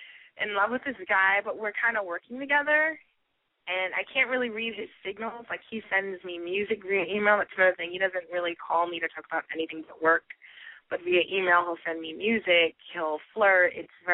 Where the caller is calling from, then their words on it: New York City, New York, United States; I'm from New York City.